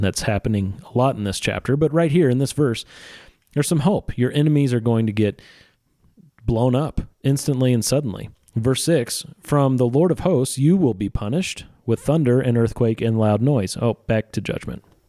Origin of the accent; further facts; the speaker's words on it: Missouri, United States; I'm from Missouri.